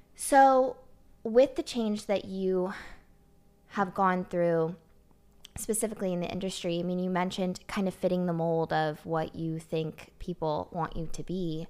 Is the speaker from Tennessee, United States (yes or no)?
yes; Nashville, Tennessee, United States; also born or lived in Los Angeles; I was born in Los Angeles, but I was raised here in Nashville